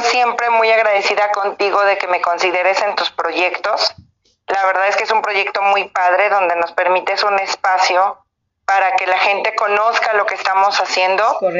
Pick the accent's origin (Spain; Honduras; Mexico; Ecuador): Mexico; todos somos mexicanos